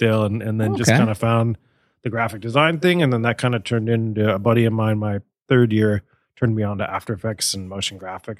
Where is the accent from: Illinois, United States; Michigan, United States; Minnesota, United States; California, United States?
California, United States; San Francisco; moved away as an adult; also born or lived in Santa Barbara / Baltimore; I grew up in Chinatown in San Francisco